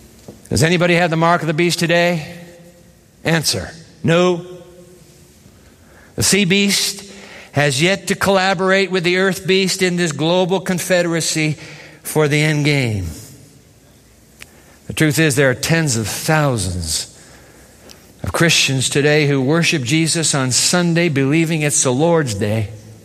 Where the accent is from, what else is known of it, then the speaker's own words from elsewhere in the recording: Japan; I grew up in Japan. And I used to go to school every day on the trains of Japan.